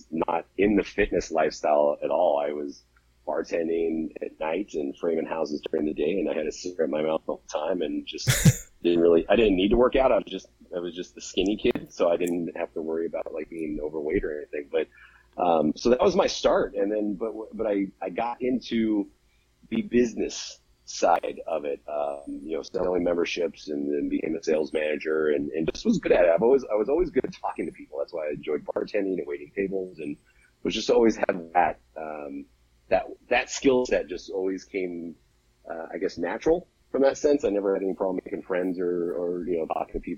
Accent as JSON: {"language": "English", "region": "West Texas", "country": "United States", "tie": "born or raised there", "also_born_or_lived": "Southern California / Seattle area", "moved": "yes", "lives_now": "California, United States", "said": "I did grow up in West Texas. So, you know, kind of been around a little bit and saw a little. But I'm originally from California, Southern California"}